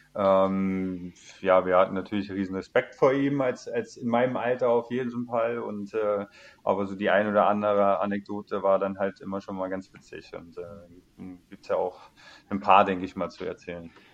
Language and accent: German; Kassel, Hesse, Germany; moved away as an adult; also born or lived in Cologne; seit zwei Jahren zurück in meine ja. Heimat, äh, in meine Heimatstadt, in der ich geboren bin